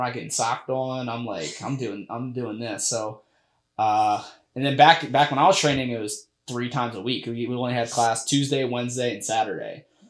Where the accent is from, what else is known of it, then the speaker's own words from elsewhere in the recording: Sicklerville, New Jersey, United States; also born or lived in Mount Holly, New Jersey; So I grew up in Sicklerville, New Jersey. I was, I was born in Mount Holly, and then we moved there. We moved to Sicklerville.